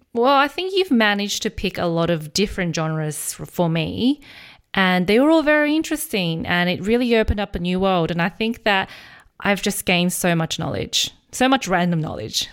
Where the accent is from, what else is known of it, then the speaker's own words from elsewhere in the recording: Australia; I grew up in Australia